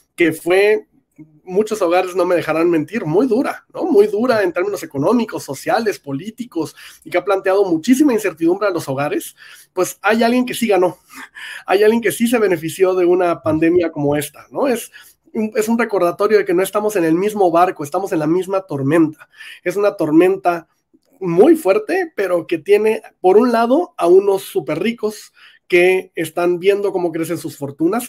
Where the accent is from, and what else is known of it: Mexico